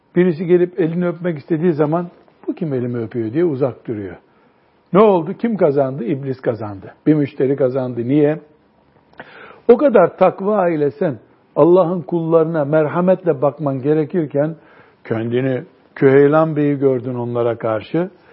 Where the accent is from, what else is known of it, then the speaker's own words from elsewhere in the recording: Turkey; also born or lived in Mecca, Saudi Arabia; Ben de Türkiye'li dedim